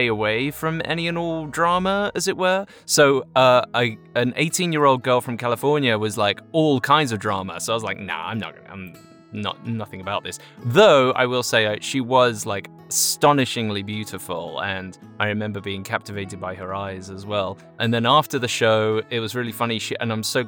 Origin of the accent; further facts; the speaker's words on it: Chelmsford, East of England, United Kingdom; moved away; I'm 35 years old, originally from Chelmsford, England